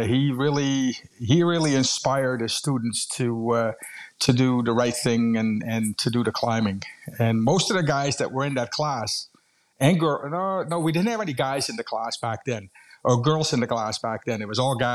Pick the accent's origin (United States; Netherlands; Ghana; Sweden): Netherlands; moved away as an adult; now in Canada; I'm originally from Holland.